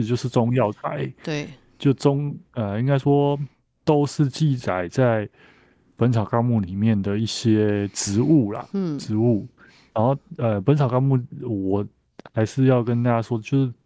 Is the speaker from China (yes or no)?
no; Taiwan; 我们台湾人都看得到哦。